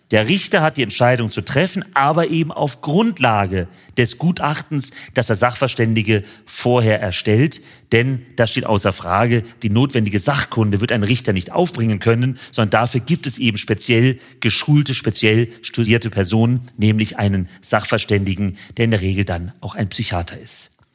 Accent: Frankfurt am Main, Hesse, Germany; in meine Heimatstadt Frankfurt am Main

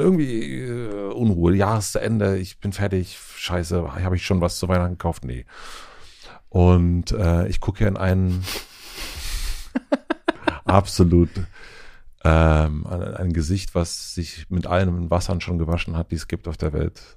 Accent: Spree-Neiße, Lusatia, Brandenburg, Germany; durch Spree-Neiße also da wo ich herkomme, durch die Lausitz

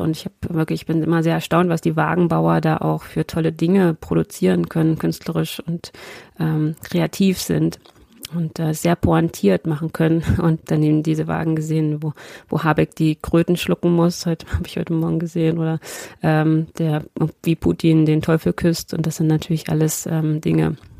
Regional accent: Lower Saxony, Germany; Ich als Niedersächsin

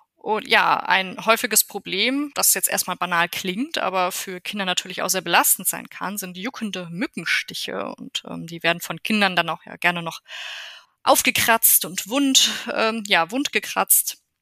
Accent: Germany; bei uns in Deutschland

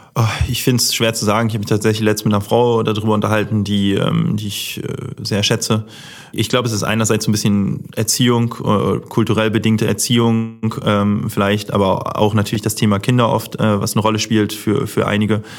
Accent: Hamburg, Germany; groß geworden bin ich dann in Harburg, das ist so eine Art Vorort

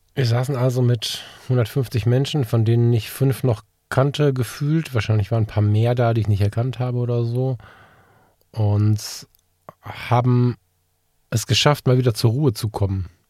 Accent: Ratingen, North Rhine-Westphalia, Germany; ich habe entscheidende Teile meiner Jugend im CVJM hier in Ratingen verbracht

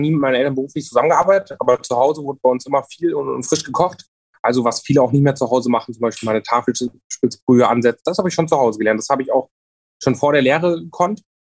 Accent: Rotenburg an der Fulda, Hesse, Germany; Ich komme ja gebürtig auch aus Rotenburg an der Fulda. Habe auch viele Jahre lang ähm, im Ort gelebt.

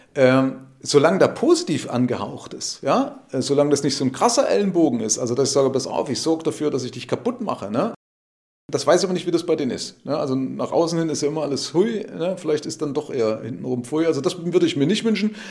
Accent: Germany

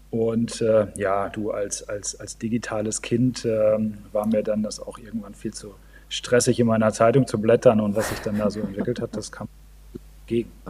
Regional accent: Northern Germany, Germany; Also ich komme aus Norddeutschland, äh, bin, bin ähm, wohnhaft in Melle.

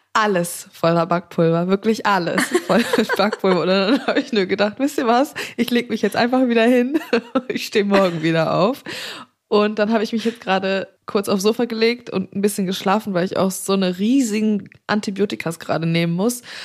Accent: Black Forest, Baden-Württemberg, Germany; moved away; Und ich bin ja gebürtig aus dem Schwarzwald

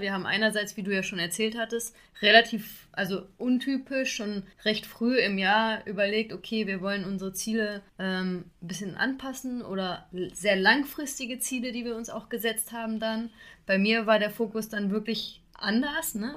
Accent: Xanten, North Rhine-Westphalia, Germany; in meiner Heimat, wo ich zur Schule gegangen, gegangen bin, in Xanten

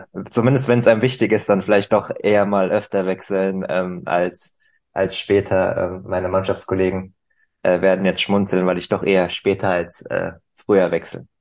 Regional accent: Germany

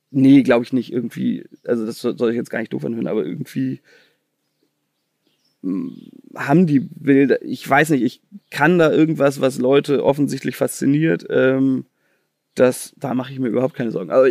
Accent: Chicago, Illinois, United States; weil ich komme irgendwie aus Chicago.

